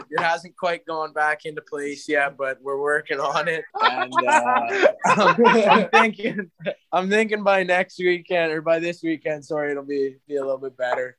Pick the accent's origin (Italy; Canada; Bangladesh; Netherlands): Canada; Kindersley, Saskatchewan; moved away; also born or lived in Calgary, Alberta; I'm from Kindersley, Saskatchewan, but I've been playing in Calgary for the past few years.